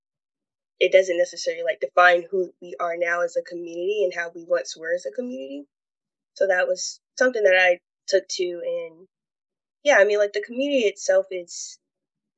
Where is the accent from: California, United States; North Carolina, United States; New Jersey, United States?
North Carolina, United States; Charlotte; I was born and raised in Charlotte, and the neighborhood that I live at now is called